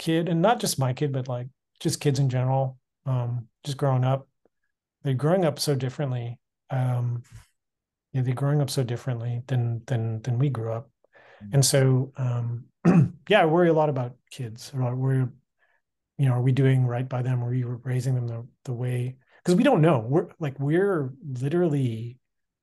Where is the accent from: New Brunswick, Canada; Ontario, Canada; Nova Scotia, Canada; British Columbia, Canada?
British Columbia, Canada; Canby Village area; Both you and I grew up in Canby Village area